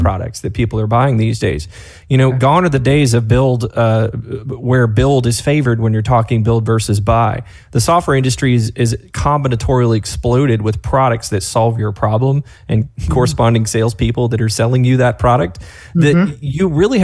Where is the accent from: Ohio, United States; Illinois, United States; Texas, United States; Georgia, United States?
Georgia, United States; North; accent: Southern; I grew up in a trailer in North Georgia. My Southern's going to come out here in a minute